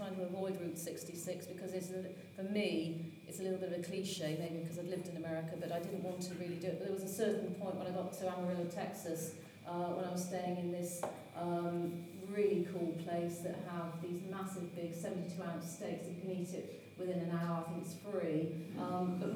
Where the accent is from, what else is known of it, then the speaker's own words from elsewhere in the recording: Hereford, West Midlands, United Kingdom; moved away as an adult; also born or lived in Paris, France / Boston, United States / New York, United States; I'm originally from Hereford